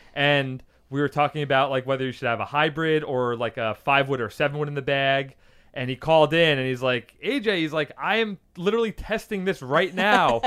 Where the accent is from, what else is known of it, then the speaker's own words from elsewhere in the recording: New York, United States; now in California, United States; I grew up with him in New York